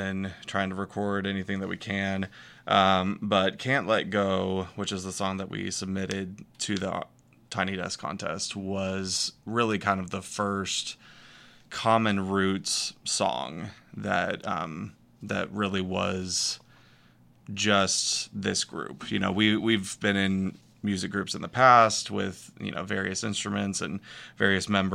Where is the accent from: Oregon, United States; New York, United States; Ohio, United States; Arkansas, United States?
Arkansas, United States; Northwest; also born or lived in Texas; I was born in Texas, but we moved to Arkansas when I was 7